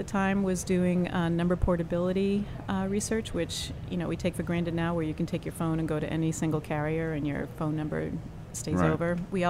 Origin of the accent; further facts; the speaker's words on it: Boston, Massachusetts, United States; accent: Boston; even with my Boston accent